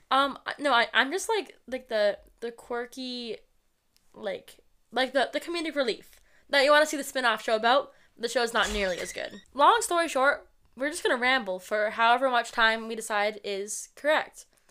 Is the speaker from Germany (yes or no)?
no; New England, United States; we're from New England. We live in a town near Boston. We've lived in New England our entire lives, several different cities and towns all over